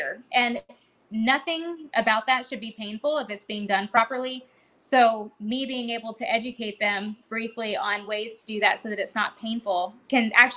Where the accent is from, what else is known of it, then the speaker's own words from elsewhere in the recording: Georgia, United States; now in Texas, United States; I'm from Georgia